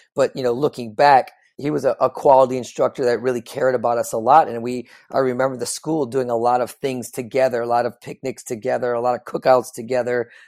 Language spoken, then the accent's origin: English; Chicago, Illinois, United States; just like any kid growing up in the Midwest, I'm from the Chicagoland area